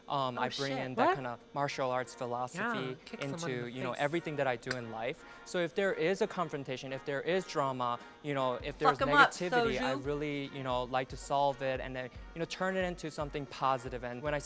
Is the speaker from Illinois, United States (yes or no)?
yes; Chicago, Illinois, United States; I'm 27 years old, and yes. I'm from Chicago, Illinois.